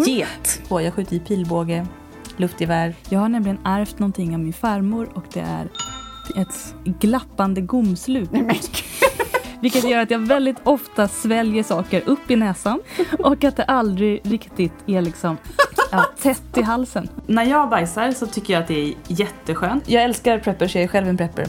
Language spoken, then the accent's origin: Swedish; Värmdö, Stockholm County, Sweden; accent: släpig stockholmska; Jag är ju från Värmdö, va? Och där pratar man lite som Mona Salin. Och det är den här släpiga stockholmskan